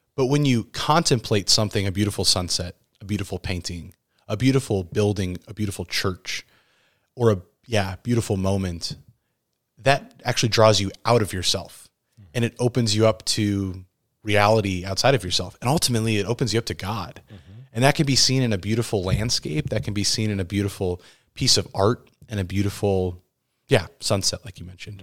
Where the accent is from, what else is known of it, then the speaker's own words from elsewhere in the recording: Midwest, United States; where I grew up here in the Midwest